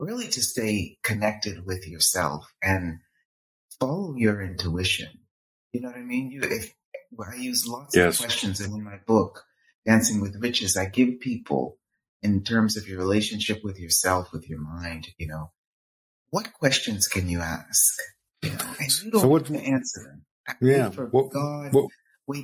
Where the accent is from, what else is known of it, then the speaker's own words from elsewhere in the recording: Boston, Massachusetts, United States; I was born and raised in Boston, Massachusetts